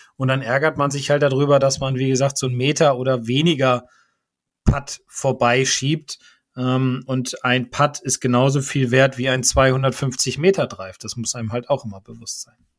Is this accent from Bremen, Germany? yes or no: yes; Bremen, Germany; als Bremer